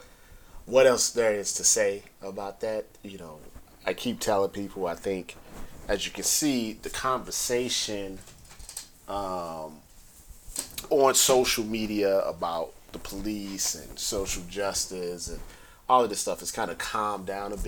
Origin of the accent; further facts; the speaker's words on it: St. Louis, Missouri, United States; moved away; I'm originally from St. Louis